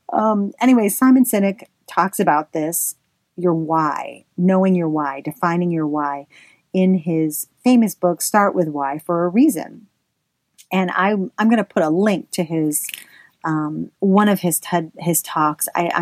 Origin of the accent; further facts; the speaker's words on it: the South, United States; accent: Southern; I should say this in my southern accent